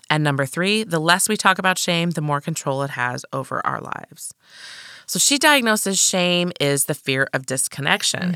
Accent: Midwest, United States; I was raised in the Midwest

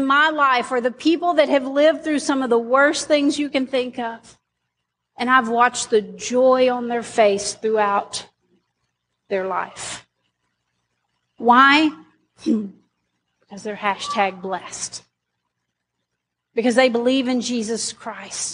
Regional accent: Arkansas, United States; I'm an Arkansan.

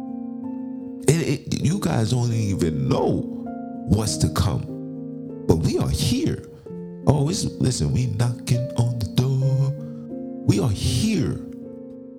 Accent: United States; being an American

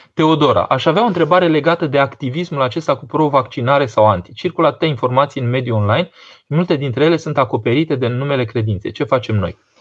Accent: Romania; Noi românii

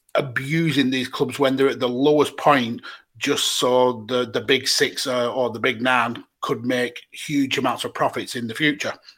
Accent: United Kingdom; as British football fans

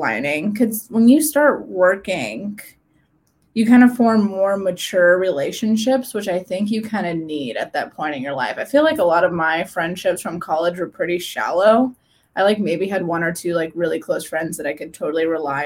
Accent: Midwest, United States; born or raised there; moved away as an adult; now in Huntsville, United States

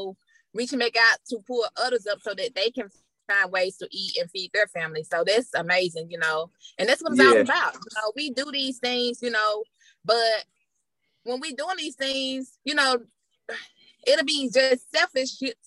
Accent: Jackson, Mississippi, United States; now in Atlanta, United States; I'm from Jackson, Mississippi, and majority of that area, you know, maybe at a poverty level

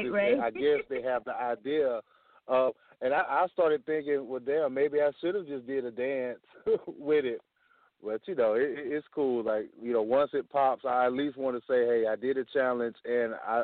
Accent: Pensacola, Florida, United States; I'm from Florida, Pensacola, Florida

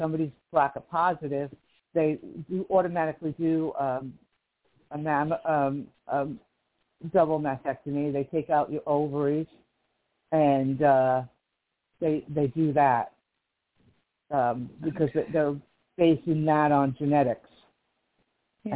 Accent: Livingston, New Jersey, United States; now in Kern County, California, United States; I'm from Livingston, New Jersey, originally, which is on the East Coast

